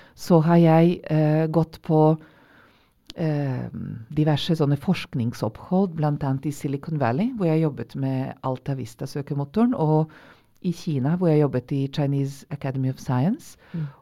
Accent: Vojvodina, Serbia; Norwegian is a second language; now in Norway; jeg er opprinnelig eh, fra gamle Jugoslavia

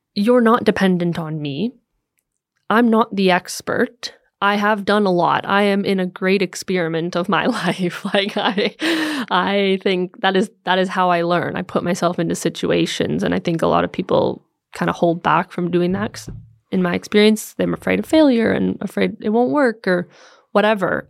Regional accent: United States; moved away as an adult; also born or lived in Los Angeles; now in Copenhagen, Denmark; I'm an American living here in, in Copenhagen now since 2018

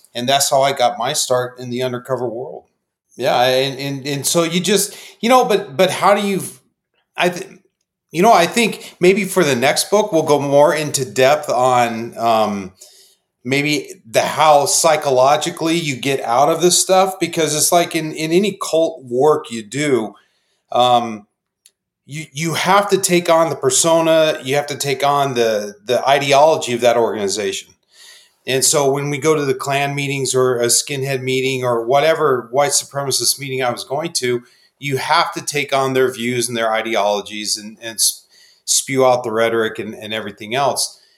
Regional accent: Phoenix, Arizona, United States; born and raised in Phoenix

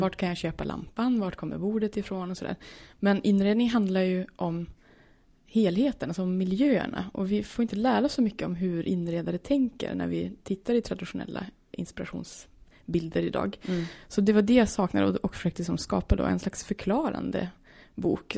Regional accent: Norrland, Sweden; kommer från Norrland

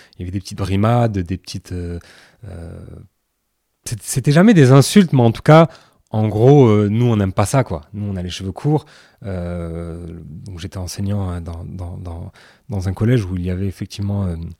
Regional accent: France; Pour nous, maghrébins qui, qui, ont grandi en France

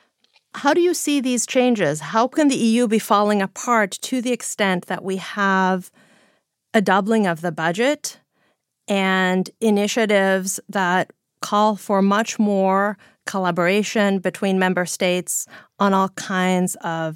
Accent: Greece; I'm from Greece

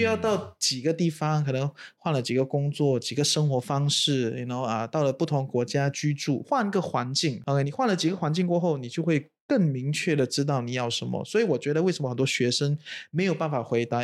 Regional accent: Singapore; moved away as an adult; also born or lived in China; now in Malaysia; 可能前面二十多年都住在新加坡啊，土生嗯。土长

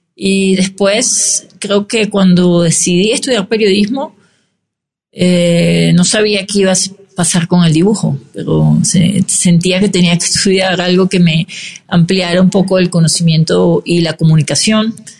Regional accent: Venezuela; moved away as an adult; now in Mexico; mi país, Venezuela

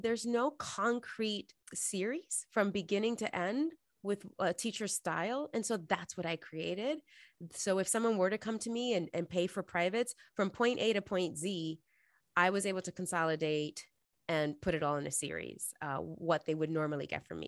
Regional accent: New York City, New York, United States; moved away as an adult; now in Los Angeles, United States; I'm originally from New York City, born and raised, uh, and stayed there until I graduated college, and then I moved to L

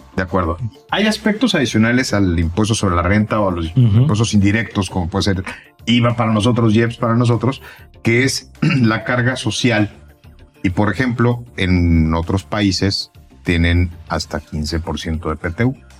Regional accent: Mexico

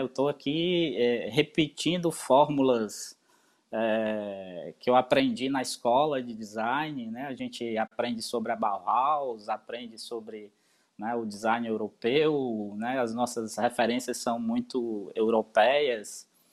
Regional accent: Brazil; also born or lived in Northeast Brazil

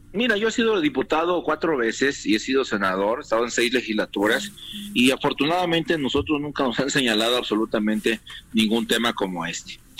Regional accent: Mexico; moved away as an adult; also born or lived in United States; Y te hablo como migrante. Yo estuve siete años de mojado en los Estados Unidos

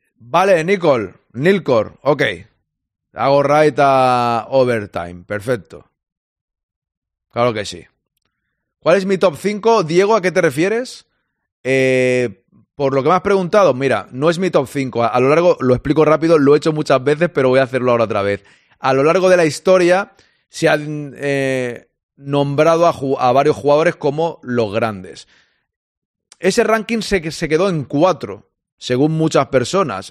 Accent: Catalonia, Spain; Yo soy catalán

